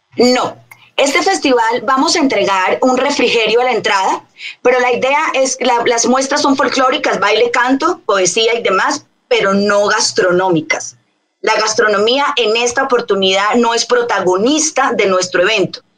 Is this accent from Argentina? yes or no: no; Colombia; now in Bogotá, Colombia; personas que nacimos en Colombia, un país sin igual